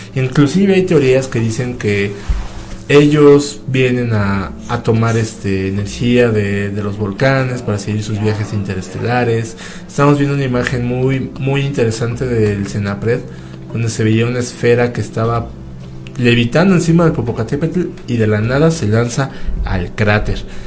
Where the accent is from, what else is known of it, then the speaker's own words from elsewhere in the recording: Toluca, State of Mexico, Mexico; nosotros somos de Toluca